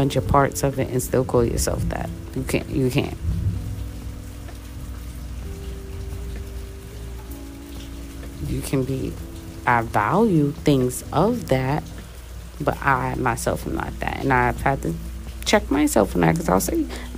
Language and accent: English; United States; I'm American